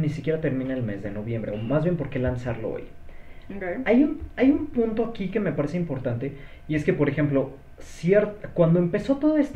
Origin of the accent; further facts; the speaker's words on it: Mexico City, Mexico; O sea, sí nací aquí